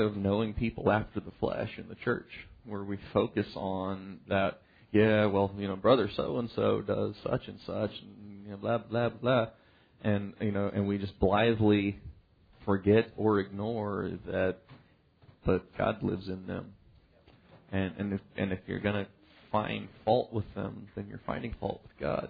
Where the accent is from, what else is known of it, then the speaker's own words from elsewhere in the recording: United States; growing up in the United States